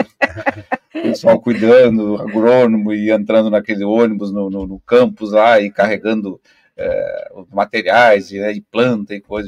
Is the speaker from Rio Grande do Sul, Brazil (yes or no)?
yes; Pelotas, Rio Grande do Sul, Brazil; moved away as an adult; now in Foz do Iguaçu, Brazil; eu sou, na verdade, sou natural de Pelotas